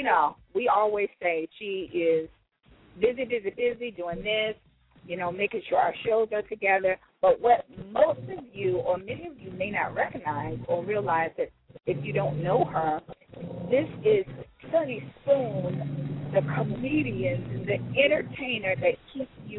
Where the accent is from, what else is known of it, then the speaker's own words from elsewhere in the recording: the South, United States; also born or lived in Atlanta, Georgia; growing up in the South